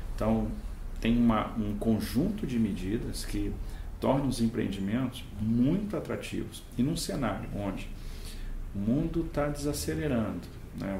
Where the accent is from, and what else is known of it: Brazil